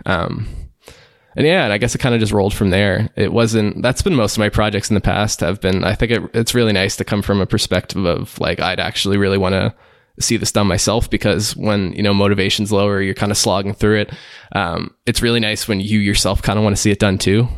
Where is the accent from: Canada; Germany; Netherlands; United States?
Canada; Liverpool, Nova Scotia; also born or lived in Halifax, Canada; I'm from a smaller town in, uh, eastern Canada called Liverpool